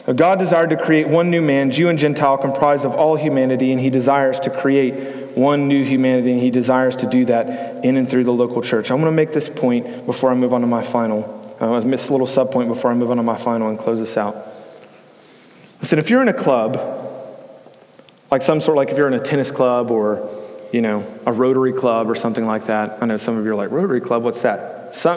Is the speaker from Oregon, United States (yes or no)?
no; Houston, Texas, United States; I was born and raised in Houston